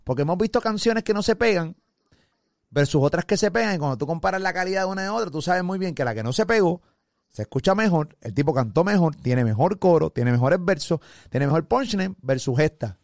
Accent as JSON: {"language": "Spanish", "country": "Puerto Rico", "said": "yo hablo de Puerto Rico, que soy de aquí"}